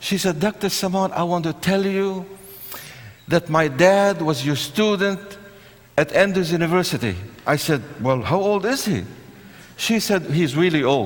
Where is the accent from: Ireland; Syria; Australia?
Syria; now in United States; I was born in Syria, where you have the civil war raging for so many years